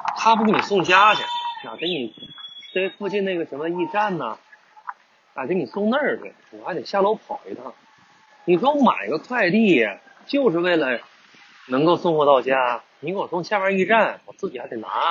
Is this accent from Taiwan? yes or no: no; northern China, China; moved away as an adult; now in Guangdong, China; 本身我也是北方人